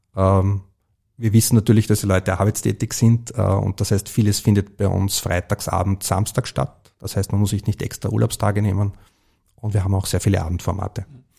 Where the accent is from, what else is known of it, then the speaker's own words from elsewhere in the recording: Vienna, Austria; ich bin im Börseviertel aufgewachsen